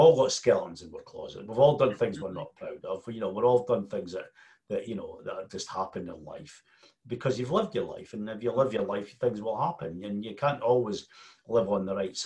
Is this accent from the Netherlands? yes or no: no; Scotland, United Kingdom; And we're very Scottish